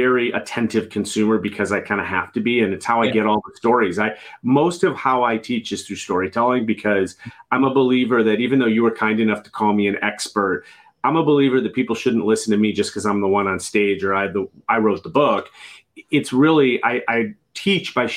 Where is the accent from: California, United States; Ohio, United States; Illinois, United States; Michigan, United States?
Illinois, United States; Chicago; I'm from Chicago